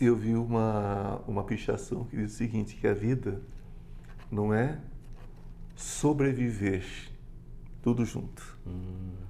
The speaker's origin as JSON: {"language": "Portuguese", "region": "interior of São Paulo state", "country": "Brazil", "said": "Eu sou paulista do interior"}